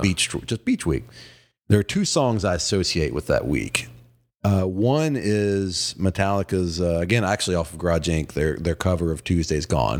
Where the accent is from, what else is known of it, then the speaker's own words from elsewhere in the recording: Virginia, United States; as a kid growing up in Virginia who was a Braves fan